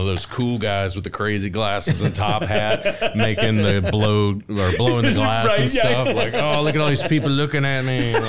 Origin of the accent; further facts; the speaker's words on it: Owensville, Ohio, United States; we're from Owens, we're in Owensville, we live in Owensville, and that fair happens in our town